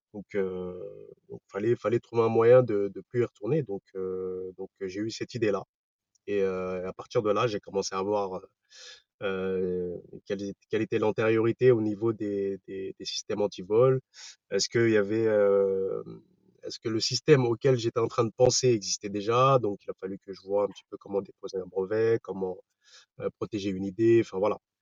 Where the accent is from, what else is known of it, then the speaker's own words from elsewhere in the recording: Paris region, Val-d'Oise, Île-de-France, France; Je viens de la région parisienne, dans le 95